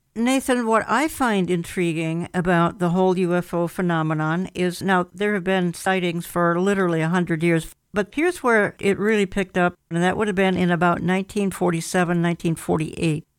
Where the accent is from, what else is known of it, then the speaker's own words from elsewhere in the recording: Minnesota, United States; my hometown, which has become an embarrassment, Minnesota